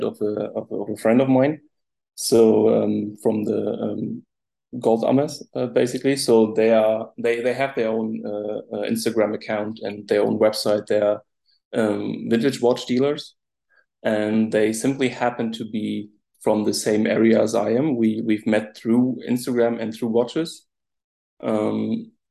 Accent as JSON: {"language": "English", "town": "Rostock", "region": "Mecklenburg-Vorpommern", "country": "Germany", "said": "I'm from Rostock, it's called. So it's from the northeast of the country, situated directly at the Baltic Sea"}